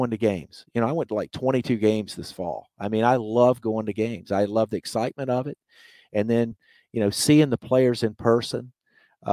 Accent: Mobile, Alabama, United States; the streets of Mobile in my hometown

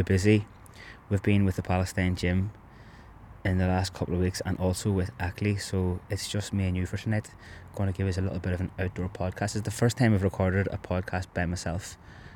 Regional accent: Belfast, Northern Ireland, United Kingdom; now in Cork, Ireland; the house that me and both my brothers grew up in Andytown

